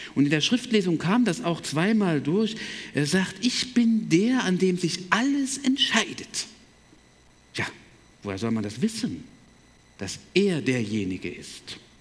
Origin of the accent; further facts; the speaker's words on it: Berlin, Germany; moved away as an adult; also born or lived in Breidenstein / Detmold / Chemnitz / Buckow; groß geworden bin ich in Berlin, 18 Jahre